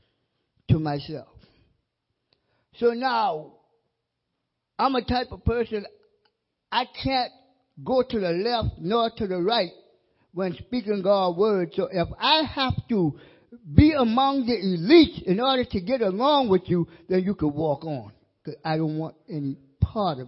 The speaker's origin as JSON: {"language": "English", "town": "Mount Pleasant", "country": "United States", "also_born_or_lived": "Wiesbaden, Germany / Texas / Louisiana / Hawaii", "said": "I'm from the Mount Pleasant area"}